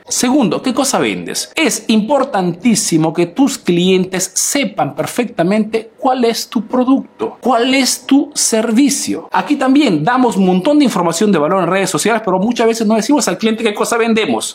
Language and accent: Spanish; Peru; now in Italy